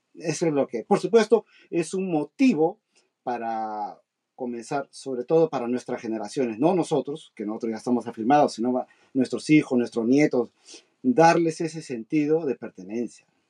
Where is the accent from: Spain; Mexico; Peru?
Peru; now in Japan; nosotros, peruanos, emigrantes que vivimos muchísimos años en el extranjero